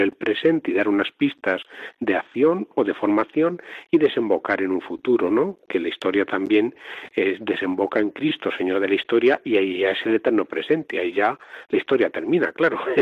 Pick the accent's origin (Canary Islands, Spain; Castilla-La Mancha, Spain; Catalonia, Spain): Castilla-La Mancha, Spain; Talavera de la Reina; soy natural de Talavera de la Reina, en la diócesis de Toledo